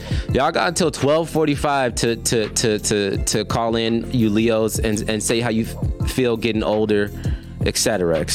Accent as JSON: {"language": "English", "town": "Hesperia", "region": "California", "country": "United States", "tie": "born or raised there", "said": "my hometown of Hesperia, California"}